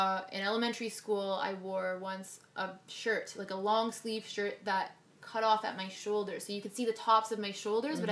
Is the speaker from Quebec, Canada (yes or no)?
yes; Montreal, Quebec, Canada; now in Toronto, Canada; when I was growing up in Montreal